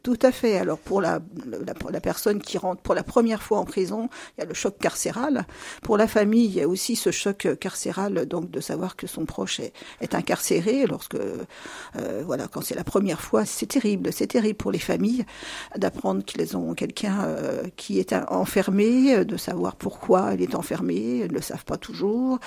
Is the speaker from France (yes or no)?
yes; Luzy, Bourgogne-Franche-Comté, France; je suis née dans la Nièvre, à Luzy en 1958